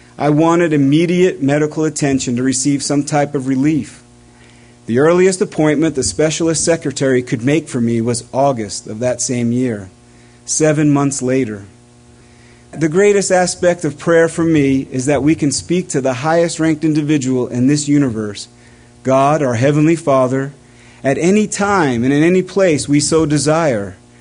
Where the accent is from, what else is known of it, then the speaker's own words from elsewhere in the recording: East Coast, United States; growing up on the East Coast